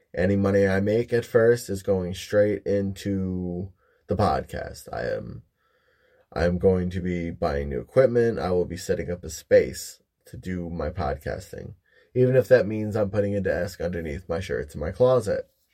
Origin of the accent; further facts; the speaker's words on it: Michigan, United States; moved away as an adult; now in Ohio, United States; I live in Ohio, originally from Michigan. moved all around the state of Michigan